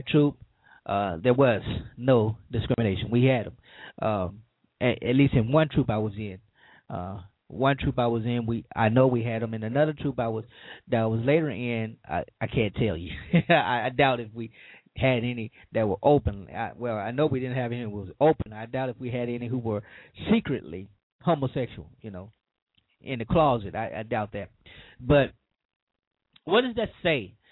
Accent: Louisiana, United States; my home state

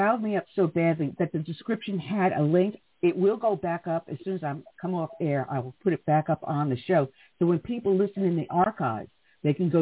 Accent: United States; as a kid growing up in America

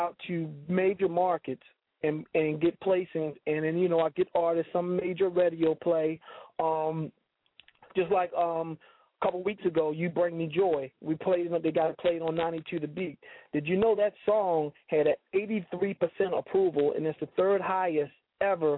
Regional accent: Baltimore, Maryland, United States; I'm back home. It's my hometown

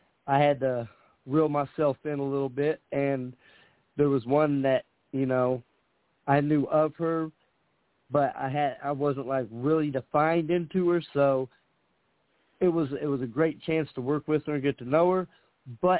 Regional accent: Indianapolis, Indiana, United States; I'm from Indianapolis, Indiana

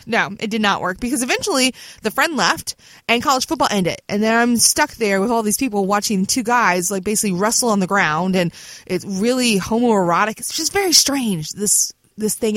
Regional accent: Virginia Beach, Virginia, United States; my hometown of Virginia Beach

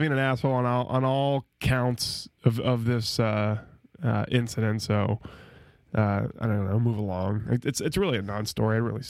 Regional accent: the South, United States; we're all from the South.

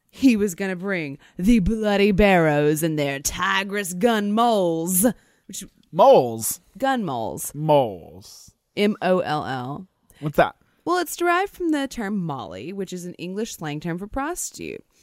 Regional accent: near Gibsland, Louisiana, United States; It was right near my hometown. These are my people

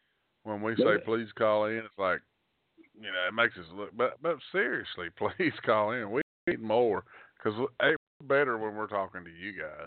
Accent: Montgomery County, Kentucky, United States; I'm from Montgomery County originally.

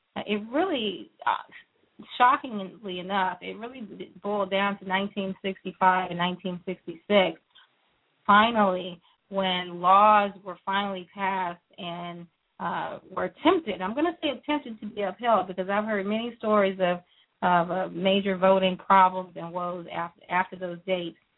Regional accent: Texas, United States; also born or lived in Louisiana; I was not born in Texas, but I was raised in Texas, and so I will continue to call it our state.

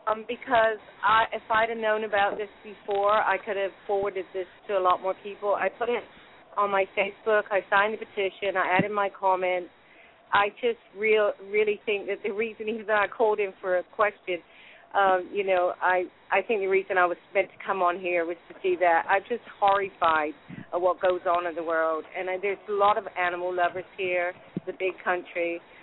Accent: Exeter, South West England, United Kingdom; accent: American; now in United States; I'm from Exeter, and I'm hoping my mum and dad will come over here if they're well enough, but... you know, if not, I'll be going there. But it's I haven't been in England in a long time. I've been here about 33 years, and I've got an American accent now.

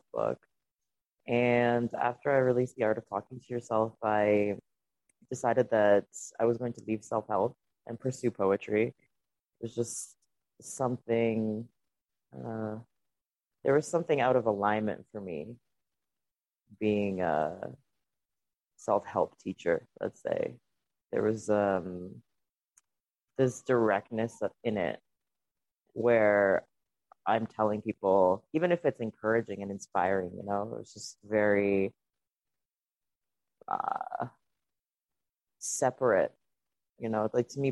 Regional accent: Donetsk, Donetsk Oblast, Ukraine; first language Russian; English is a second language; now in Canada; Donetsk is where I'm from

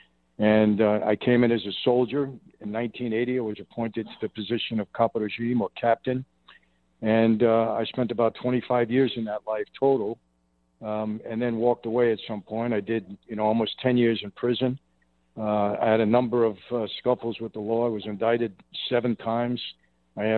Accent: New York City, New York, United States; I was born in Brooklyn

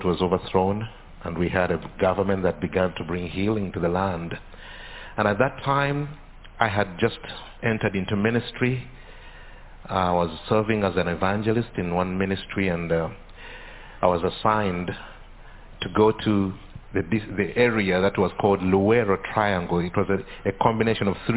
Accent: Uganda; I come from Uganda

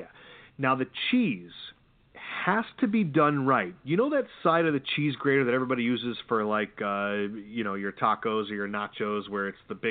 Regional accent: Oklahoma, United States; I grew up in Oklahoma

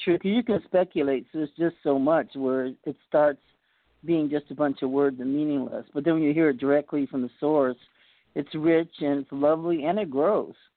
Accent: Boston, Massachusetts, United States; now in California, United States; I was born in Boston, and we're all from back east

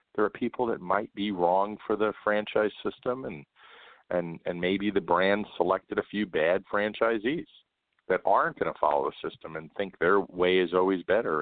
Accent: New York, United States; moved away as an adult; I grew up in New York and uh, spent a lot of time in Manhattan

